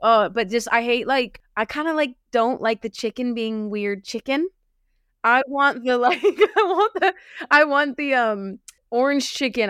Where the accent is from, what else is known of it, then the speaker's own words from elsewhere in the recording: Los Angeles, California, United States; moved away as an adult; now in United Kingdom; I am originally from L